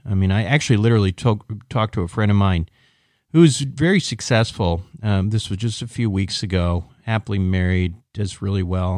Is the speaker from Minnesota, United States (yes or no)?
yes; Minneapolis, Minnesota, United States; I'm from the Mini, uh, Minneapolis suburbs.